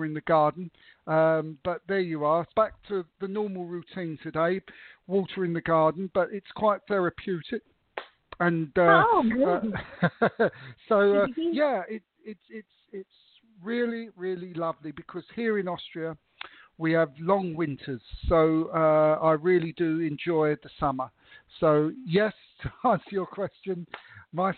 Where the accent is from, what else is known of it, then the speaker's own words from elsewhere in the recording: England, United Kingdom; I was brought up in England, I come from an Italian background